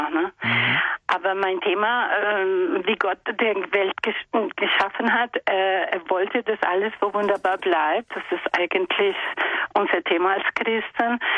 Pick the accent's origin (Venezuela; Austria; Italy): Venezuela; German is a second language; also born or lived in Brazil; now in Saarbrücken, Germany; Ich komme aus Venezuela, wohne ich in Saarbrücken.